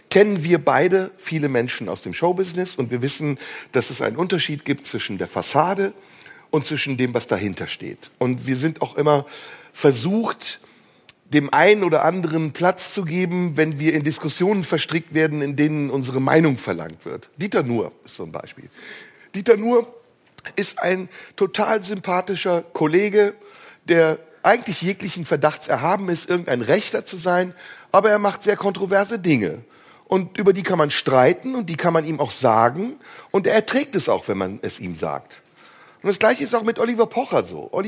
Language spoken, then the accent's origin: German; Turkey; Ist doch meine Überlebenschance als Türke.